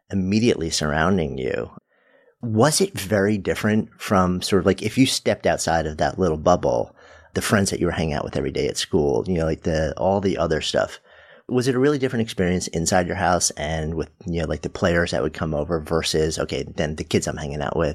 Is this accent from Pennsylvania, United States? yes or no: yes; Pittsburgh, Pennsylvania, United States; moved away as an adult; Born and raised in Pittsburgh, a city that I still adore.